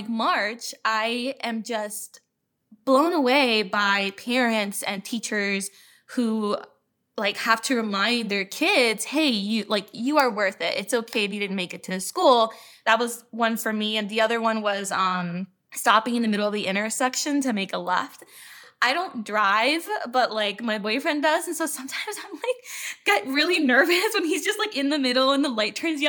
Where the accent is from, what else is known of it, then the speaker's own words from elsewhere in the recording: Orlando, Florida, United States; And I'm originally from Orlando